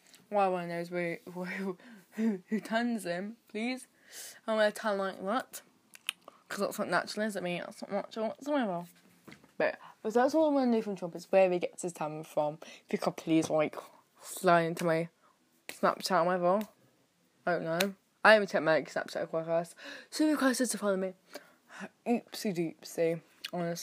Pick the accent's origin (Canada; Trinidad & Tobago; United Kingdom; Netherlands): United Kingdom; I'm British